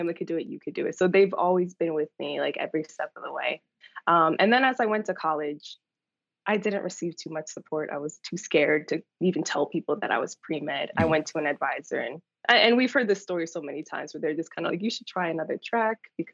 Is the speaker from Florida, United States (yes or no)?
no; New York, United States; moved away as an adult; also born or lived in Atlanta, Georgia; I was born in New York and raised in New York